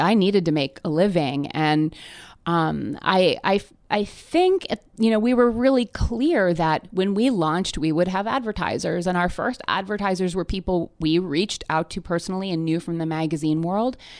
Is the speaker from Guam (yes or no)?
no; near Toronto, Ontario, Canada; moved away as an adult; now in Brooklyn, United States; I grew up in Canada near Toronto um, through high school